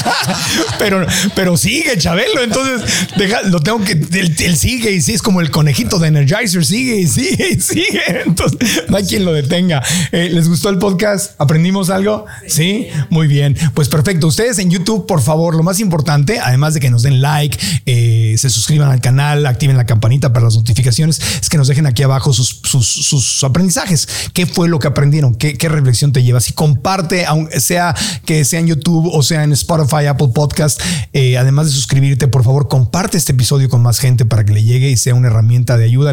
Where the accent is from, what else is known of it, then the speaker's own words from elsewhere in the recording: Tijuana, Baja California, Mexico; somos ahí de Tijuana